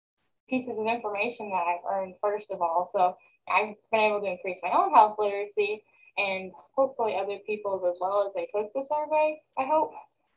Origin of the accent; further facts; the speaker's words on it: Norfork, Arkansas, United States; I'm from Arkansas. I'm from Norfolk, Arkansas. It's like north central. There's lakes. It's a very small area though. So, and then they're scarcely populated, I guess. It was a really small school.